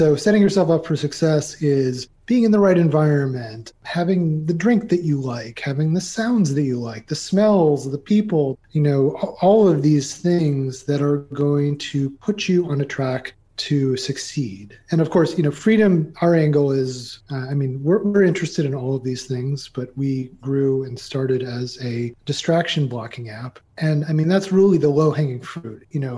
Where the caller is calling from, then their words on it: Carrboro, North Carolina, United States; Actually, I'm in Carrboro, North Carolina, which is right next to Chapel Hill, but we're in what is known as the Research Triangle Park of North Carolina in the U.S.